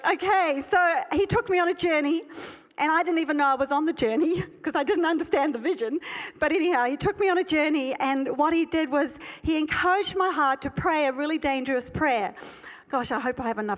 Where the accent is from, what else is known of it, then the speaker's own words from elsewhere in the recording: South Africa; I was born in South Africa. And it was ingrained in me that high grass means snakes.